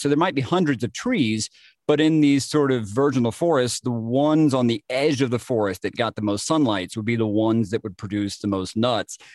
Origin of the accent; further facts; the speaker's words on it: Jasper, Georgia, United States; my hometown of Jasper, Georgia